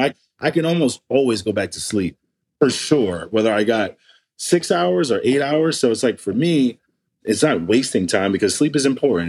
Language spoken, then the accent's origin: English; New York City, New York, United States; I grew up in East Flatbush, where the next meal was whatever the next meal was.